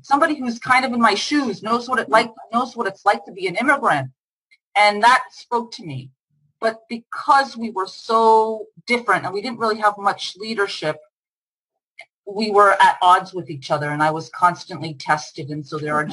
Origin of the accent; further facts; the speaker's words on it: United States; moved away as an adult; also born or lived in Israel; my home country